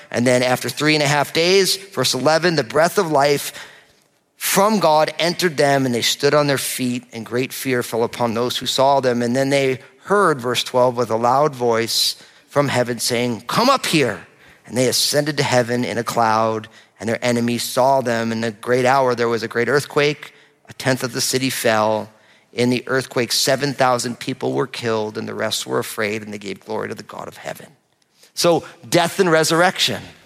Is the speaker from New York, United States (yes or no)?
no; New Jersey, United States; I'm from New Jersey